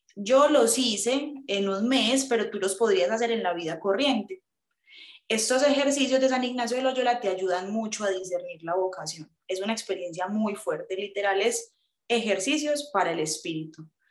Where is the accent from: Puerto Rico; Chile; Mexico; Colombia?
Colombia; Medellín, Antioquia; soy de Medellín